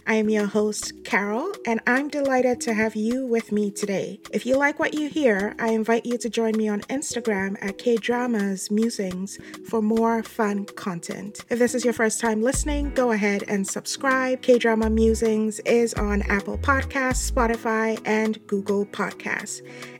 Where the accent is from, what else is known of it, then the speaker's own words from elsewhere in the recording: Ghana; we found out that we're both from Ghana.